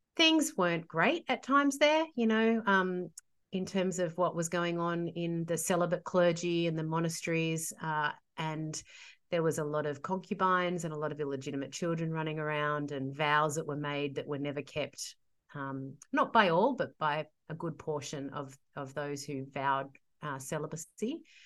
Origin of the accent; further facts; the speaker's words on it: Sydney, New South Wales, Australia; I'm a Sydney girl, born and bred.